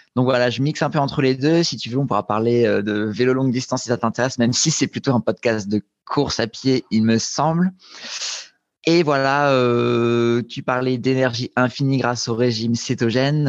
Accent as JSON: {"language": "French", "town": "Nice", "region": "Provence-Alpes-Côte d'Azur", "country": "France", "tie": "born or raised there", "also_born_or_lived": "Grenoble", "moved": "as an adult", "said": "j'avais déménagé de Nice où j'ai grandi pour débarquer à Grenoble pour faire mes études"}